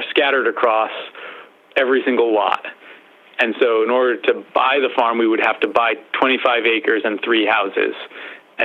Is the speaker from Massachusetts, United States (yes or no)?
yes; Western Massachusetts, United States; I grew up in Western Massachusetts. I still live in Western Massachusetts